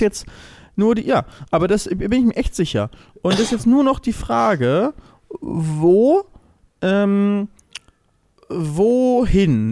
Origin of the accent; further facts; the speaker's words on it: Lübeck, Schleswig-Holstein, Germany; now in Hamburg, Germany; relativ nah an Lübeck, an meiner Heimat, ähm, wo auch meine Mutter und noch zwei meiner Geschwister leben